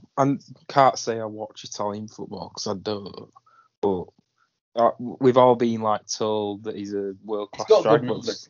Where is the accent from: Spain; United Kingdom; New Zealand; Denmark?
United Kingdom; England; we're English.